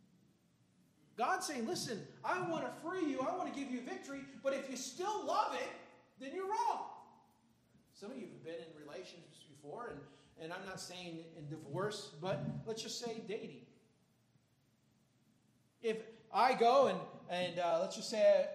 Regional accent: Chicago, Illinois, United States; growing up in Chicago

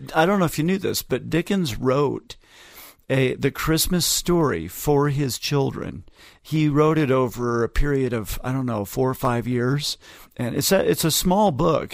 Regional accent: Ogden, Utah, United States; my hometown

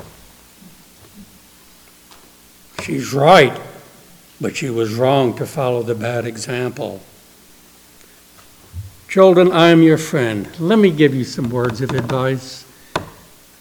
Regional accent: New Orleans, Louisiana, United States; moved away; Every few years I go back to my hometown in New Orleans

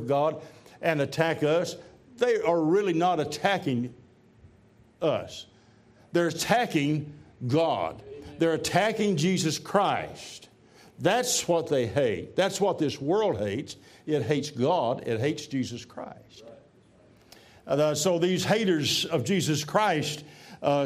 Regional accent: Tennessee, United States; I'm from Tennessee

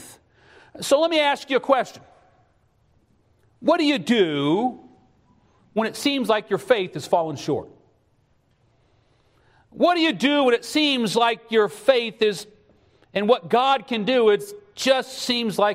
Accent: West Texas, United States; I'm from George, West Texas

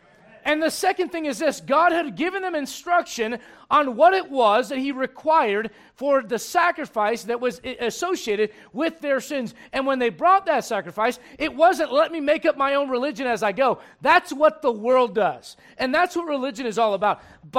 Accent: Berlin, Germany; now in Colorado, United States; I was born in Berlin, Germany, but I call Colorado home.

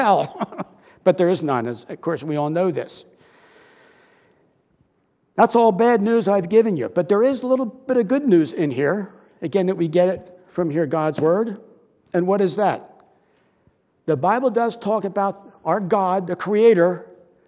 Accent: Broomall, Pennsylvania, United States; I grew up in Broomall, and our house was on Westchester Pike

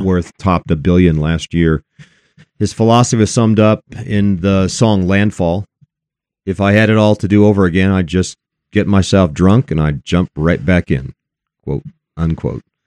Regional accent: Elizabeth, Colorado, United States; Out here in my hometown, Elizabeth, Colorado

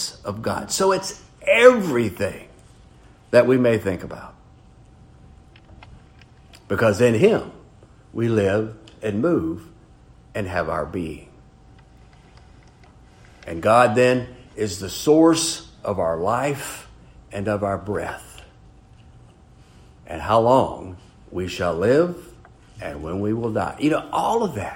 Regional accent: Brewton, Alabama, United States; I was born in Brewton, Alabama

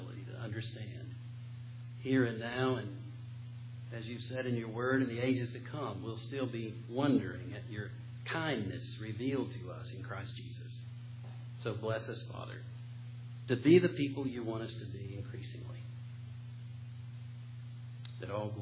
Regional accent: Western North Carolina, United States; I'm from Western North Carolina

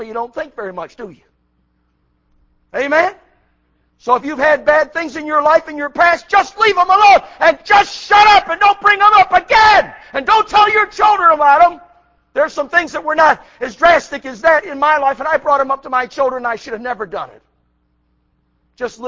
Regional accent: Buffalo, New York, United States; moved away as an adult; also born or lived in South Carolina; I came from New York. Buffalo, New York

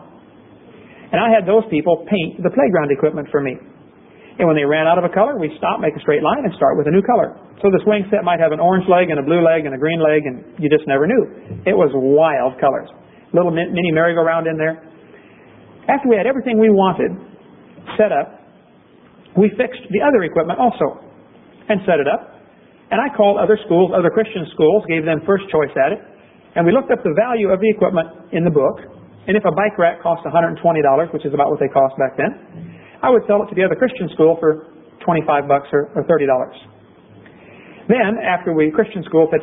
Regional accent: Pekin, Illinois, United States; in Pekin, Illinois, my hometown

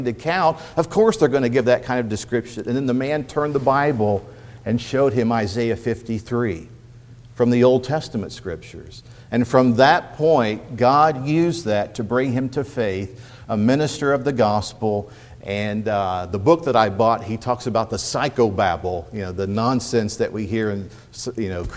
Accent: East Central Indiana, United States; now in Phoenix, United States; I grew up in East Central Indiana, first generation Hoosier, as the Kentuckians went north to work in the automotive industry

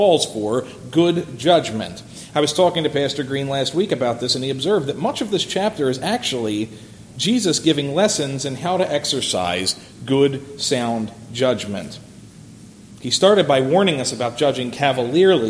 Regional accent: Philadelphia, Pennsylvania, United States; when I was growing up in Philadelphia

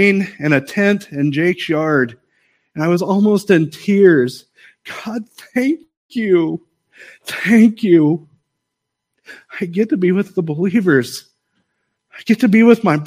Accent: United States; I am an American

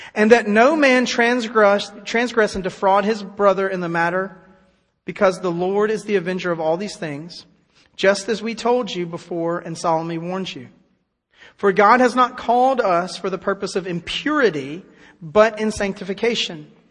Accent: United States; I'm glad to live in America

